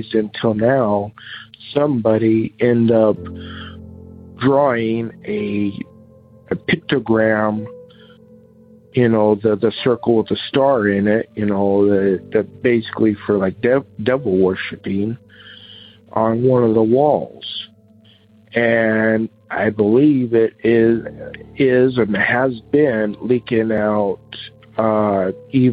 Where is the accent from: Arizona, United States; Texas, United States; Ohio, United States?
Arizona, United States; Seligman; moved away; also born or lived in Holbrook, Arizona; my hometown of Seligman, Arizona, and of Holbrook, Arizona, where I also lived